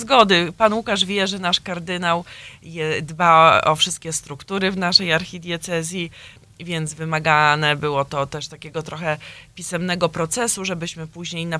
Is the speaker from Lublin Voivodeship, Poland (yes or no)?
yes; Lublin, Lublin Voivodeship, Poland; now in Chicago, United States; z mojego drugiego Lublina, z którym się urodziłam, pochodzę